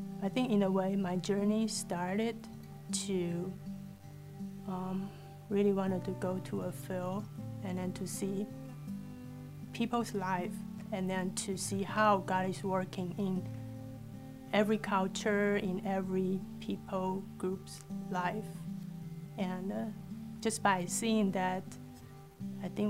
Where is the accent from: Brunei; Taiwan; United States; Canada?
Taiwan; moved away as an adult; I'm from Taiwan. And my family are all in Taiwan.